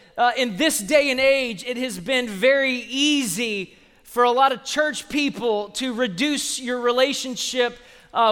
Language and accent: English; Austin, Texas, United States; people that I grew up with in Sunday school 30 years ago